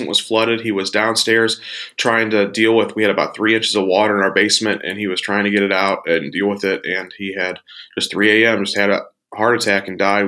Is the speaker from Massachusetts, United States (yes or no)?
no; St. Louis, Missouri, United States; I grew up here in St. Louis, Missouri, in the States